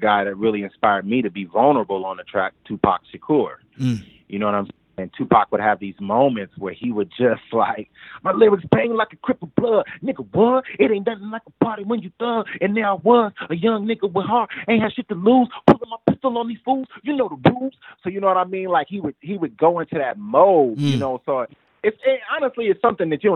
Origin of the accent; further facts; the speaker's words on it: United States; we know we're black. And we know we're American